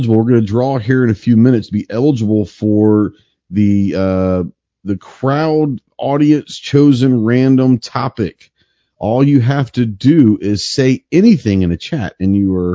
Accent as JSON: {"language": "English", "region": "Texas", "country": "United States", "said": "Being a Texan"}